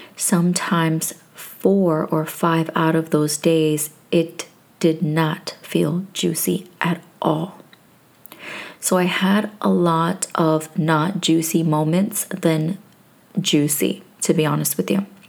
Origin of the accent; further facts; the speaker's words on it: New York, United States; moved away; I am from originally from New York